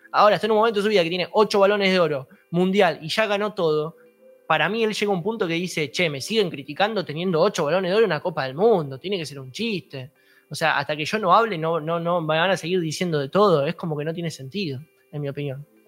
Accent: Argentina; soy argentino

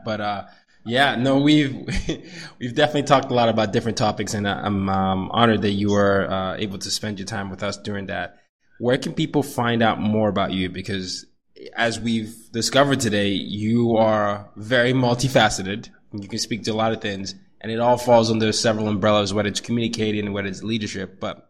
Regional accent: Nigeria; also born or lived in Sweden / Vietnam / Burkina Faso; I grew up the oldest of three boys. I grew up in Nigeria. I grew up in Sweden, Vietnam, Burkina Faso, here.

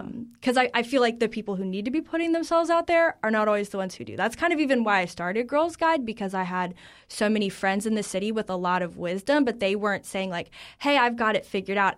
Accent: North Carolina, United States; moved away as an adult; now in Washington, D.C., United States; I grew up in North Carolina. I'm a North Carolinian through and through

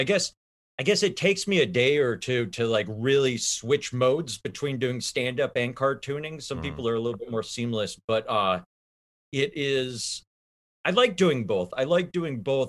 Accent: Minneapolis, Minnesota, United States; now in New York City, United States; I'm originally from Minneapolis, Minnesota

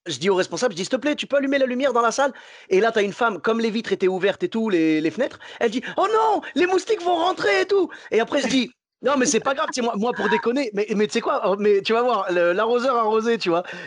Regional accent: Morocco; now in Bordeaux, France; je suis marocain, la chaleur, j'ai l'habitude, tu vois. Nous au Maroc, 45 euh, degrés

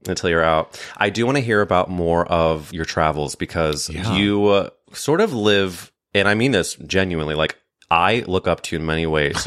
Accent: St. Louis, Missouri, United States; I grew up in St. Louis, Missouri

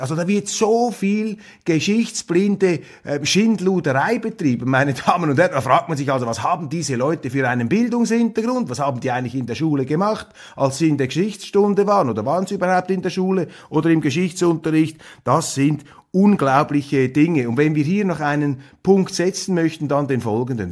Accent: Switzerland; wir uns Schweizer

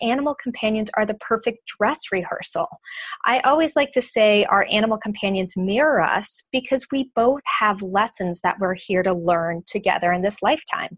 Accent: São Paulo, Brazil; moved away; I grew up in Brazil, in São Paulo

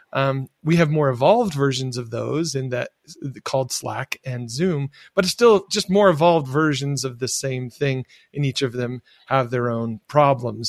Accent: rural Michigan, United States; where I grew up in, in rural Michigan

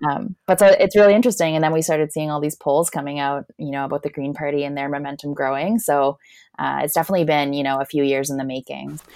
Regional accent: Alberta, Canada; also born or lived in Prince Edward Island; now in Ottawa, Canada; I'm actually from Alberta, but I had the pleasure and privilege of living in Prince Edward Island for the last almost seven years

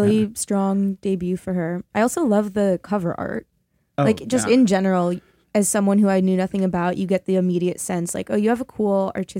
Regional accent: Canada; I'm so Canadian sorry.

